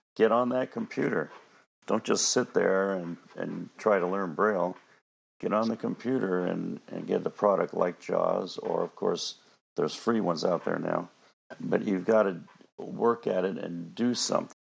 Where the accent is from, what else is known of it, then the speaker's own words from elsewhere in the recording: Panama; moved away; I was born and raised in Panama and I go back there quite frequently